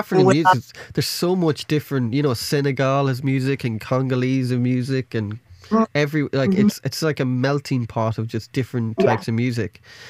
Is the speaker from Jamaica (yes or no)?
no; Ireland; Because, you know, I'm from Ireland and we're always in cold and we're inside and we're singing songs about being depressed and stuff like that.